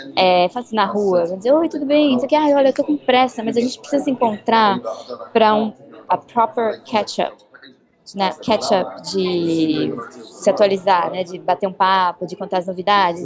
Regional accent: Brazil; moved away as an adult; now in London, United Kingdom; eu sou do Brasil

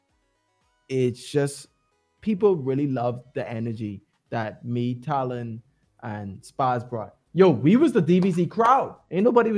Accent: Bahamas; we're from Bahamas

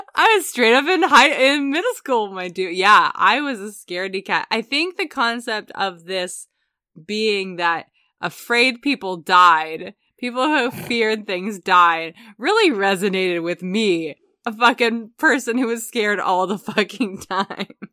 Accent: United States; as an American growing up in the nineties

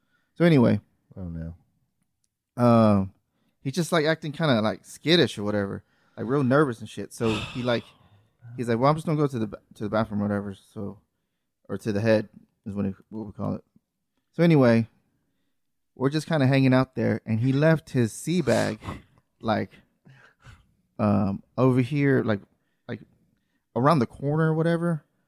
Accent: Hawaii, United States; I grew up in Hawaii.

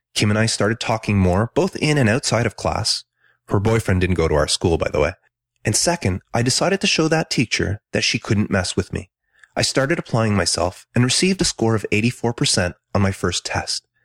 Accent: Ontario, Canada; also born or lived in Quebec; I was born in Ontario, but my family moved to a small city on the outskirts of Montreal, Quebec when I was three.

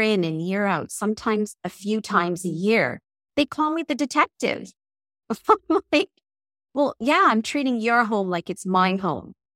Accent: England, United Kingdom; moved away; I was born in England, and I taught in England for about ten years

